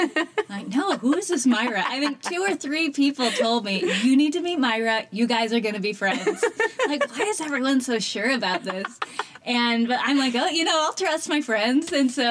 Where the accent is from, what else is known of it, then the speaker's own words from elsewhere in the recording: Colorado, United States; moved away as an adult; also born or lived in China; now in Columbus, United States; We are now in Columbus, Ohio, but I'm from Colorado.